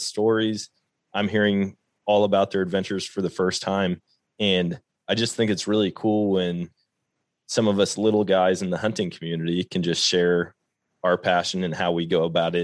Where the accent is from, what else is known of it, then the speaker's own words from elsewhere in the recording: Wisconsin, United States; moved away as an adult; now in Missouri, United States; growing up in Wisconsin